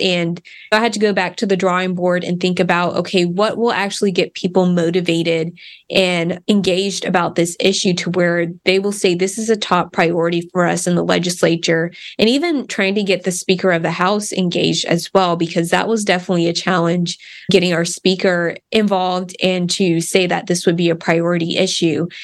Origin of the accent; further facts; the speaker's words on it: Wichita Falls, Texas, United States; Grew up in Wichita Falls